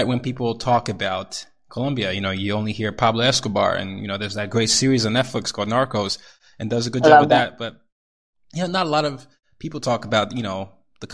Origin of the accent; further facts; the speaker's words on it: Nigeria; I'm Nigerian. I'm from the Yoruba tribe